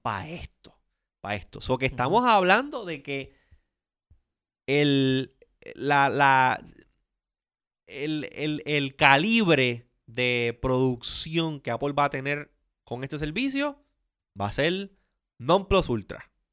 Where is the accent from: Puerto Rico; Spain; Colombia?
Puerto Rico; de Puerto Rico siempre lo tienen en una zona media gris y no necesariamente somos considerados Latinoamérica ni tampoco somos considerados parte de Estados Unidos.